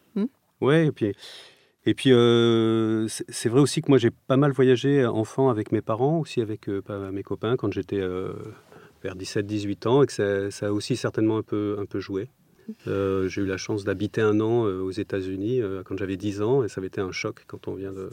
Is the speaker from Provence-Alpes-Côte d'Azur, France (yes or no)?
yes; Provence-Alpes-Côte d'Azur, France; moved away; also born or lived in Strasbourg; j'ai grandi dans le sud de la France, sur la côte d'Azur